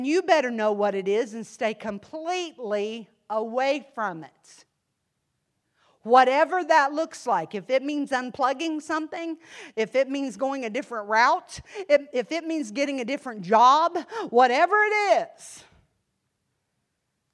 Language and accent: English; Ohio, United States; accent: Yankee; moved away as an adult; also born or lived in Tennessee; I was living in Tennessee, but I was a transplant from Ohio